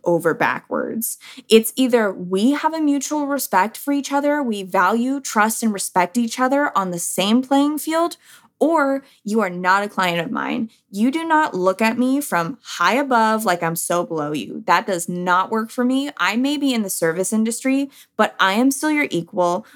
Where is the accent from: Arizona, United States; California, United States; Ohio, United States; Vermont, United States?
California, United States; San Diego; now in Texas, United States; I'm a Cali girl. Like, I am from San Diego